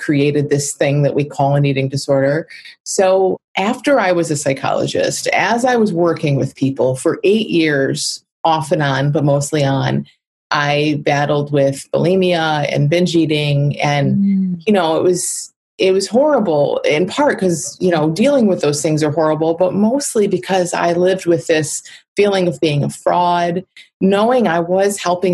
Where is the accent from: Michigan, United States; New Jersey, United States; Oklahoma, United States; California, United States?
Michigan, United States; I'm from Michigan in the Midwest